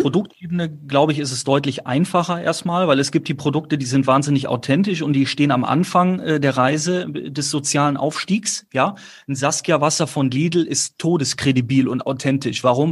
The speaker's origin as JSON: {"language": "German", "area": "near Cologne-Chorweiler", "region": "North Rhine-Westphalia", "country": "Germany", "tie": "born or raised there", "said": "bin ja auch nicht in der Hut groß geworden, auch wenn Köln-Korweiler nur fünf Minuten entfernt war"}